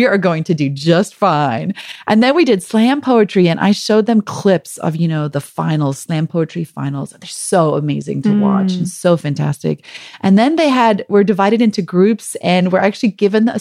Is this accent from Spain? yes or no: no; South Africa; accent: South African; moved away as an adult; also born or lived in Michigan; we had just moved to Michigan from South Africa, where we'd been for 2 years. So I think my South African accent was more pronounced than it normally is